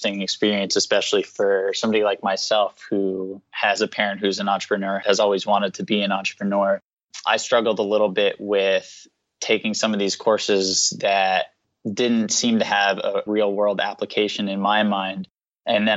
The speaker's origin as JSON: {"language": "English", "region": "New Jersey", "country": "United States", "tie": "born or raised there", "also_born_or_lived": "North Carolina", "moved": "as an adult", "said": "I grew up in New Jersey, actually, about an hour outside of New York City"}